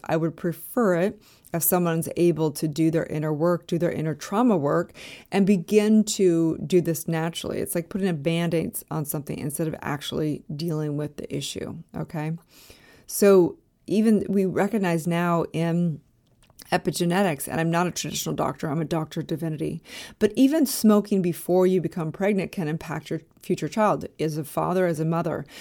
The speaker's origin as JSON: {"language": "English", "region": "California", "country": "United States", "also_born_or_lived": "Park City, Utah / Los Angeles", "said": "I was actually living in Park City, Utah at this point in time, way before I lived in Los Angeles, even though I'm from California."}